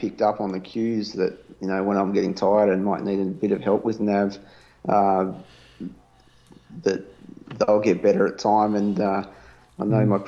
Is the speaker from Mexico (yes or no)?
no; Australia; accent: Australian; my Australian accent